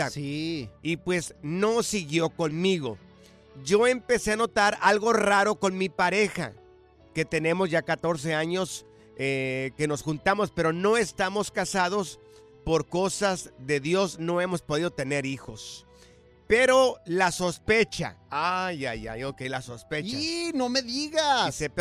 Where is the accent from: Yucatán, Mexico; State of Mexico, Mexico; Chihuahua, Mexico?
Chihuahua, Mexico; Soy de Chihuas, o sea, soy de Chihuahua. Me dedico al cemento.